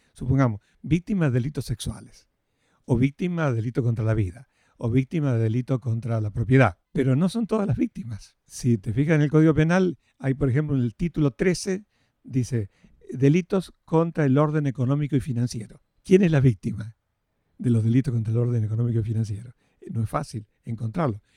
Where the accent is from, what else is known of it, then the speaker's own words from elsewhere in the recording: Rafaela, Santa Fe, Argentina; yo soy oriundo de Rafaela, Santa Fe